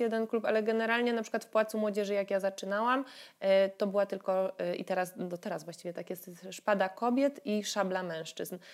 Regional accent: Katowice, Silesian Voivodeship, Poland; born or raised there

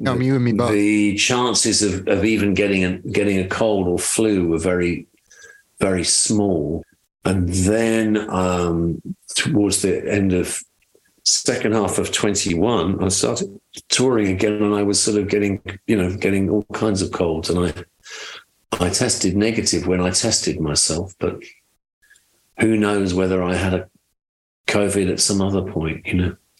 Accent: United Kingdom; moved away as an adult; also born or lived in London; now in Nashville, United States; I'm British

